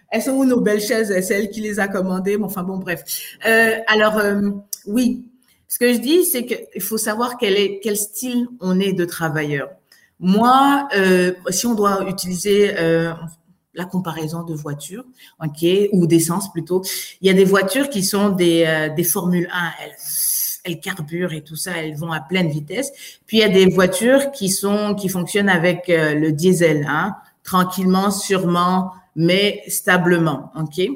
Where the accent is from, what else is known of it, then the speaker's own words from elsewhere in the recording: France; now in Canada; Moi, je viens de France. Je me rappelle, c'était trois, c'était trois mois en France.